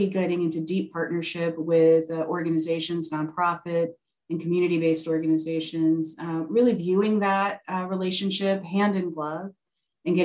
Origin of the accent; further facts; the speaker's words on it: Maple Grove, Minnesota, United States; moved away as an adult; I'm actually from the Twin Cities. I was raised primarily in the Maple Grove area, a kid of the Osseo School District